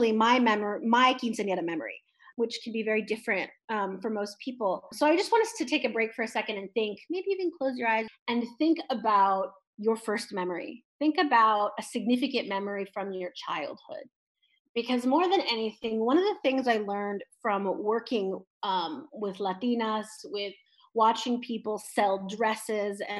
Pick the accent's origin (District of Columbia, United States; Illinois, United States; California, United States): California, United States; San Francisco Bay Area; moved away as an adult; also born or lived in Midwest; now in Austin, United States; I grew up in California